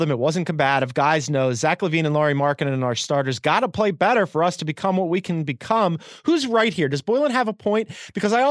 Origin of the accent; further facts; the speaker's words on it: Philadelphia, Pennsylvania, United States; It's my God given right as a Philadelphian to boo, and I shall boo.